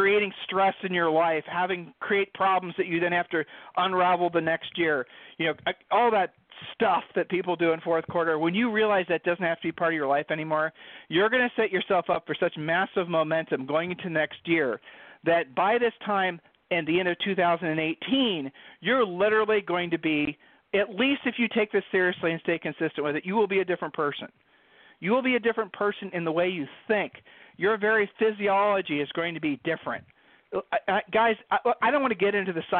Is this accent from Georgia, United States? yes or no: no; Ohio, United States; we're from Ohio